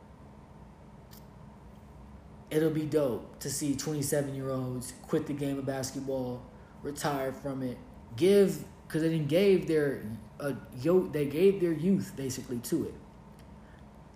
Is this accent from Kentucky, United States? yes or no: yes; Kentucky, United States; moved away as an adult; also born or lived in Los Angeles, California / Costa Rica; we're from Kentucky. Like, we're homebred in the camp